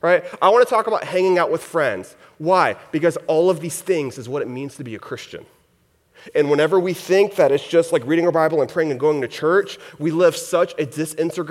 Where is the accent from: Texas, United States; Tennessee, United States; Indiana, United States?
Texas, United States; Houston; I grew up in Texas, in the Houston area is where I grew up.